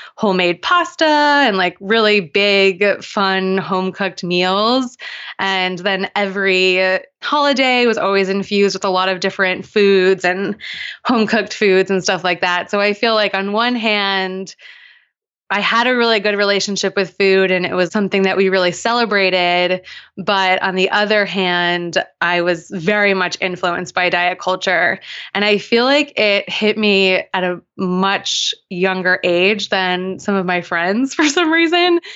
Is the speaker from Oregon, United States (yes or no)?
no; Long Island, New York, United States; I grew up on Long Island in New York